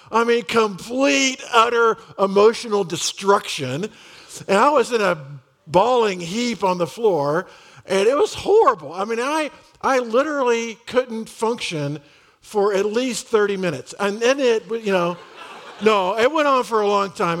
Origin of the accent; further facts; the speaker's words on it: Dallas, Texas, United States; I grew up in Dallas, uh, in the Republic of Texas.